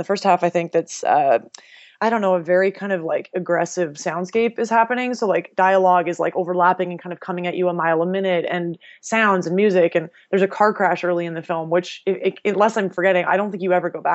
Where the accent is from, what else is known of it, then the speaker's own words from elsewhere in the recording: Canada; as a Canadian